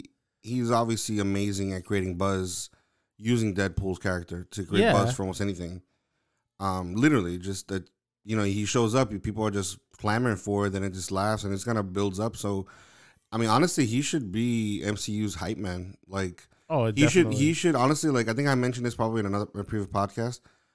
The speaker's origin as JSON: {"language": "English", "country": "United Kingdom", "said": "I'm British. I'm British funny."}